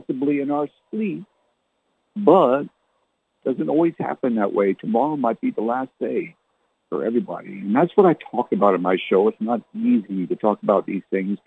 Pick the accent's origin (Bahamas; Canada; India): Canada; now in South Texas, United States; I was born and raised in Canada